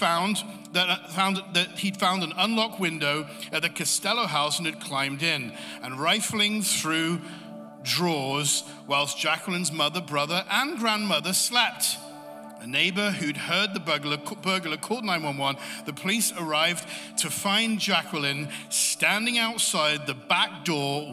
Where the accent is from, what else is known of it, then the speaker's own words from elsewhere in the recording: England, United Kingdom; I'm from England